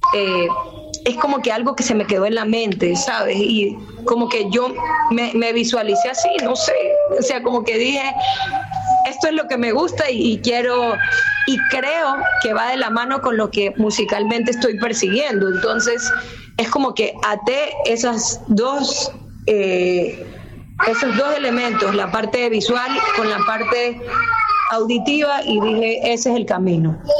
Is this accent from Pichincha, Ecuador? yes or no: no; Guayaquil, Guayas, Ecuador; yo nací en Guayaquil